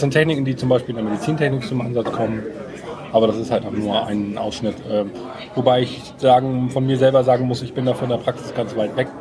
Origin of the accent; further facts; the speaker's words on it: Bad Segeberg, Schleswig-Holstein, Germany; moved away as an adult; now in Kiel, Germany; ursprünglich bin ich mal Segeberger gewesen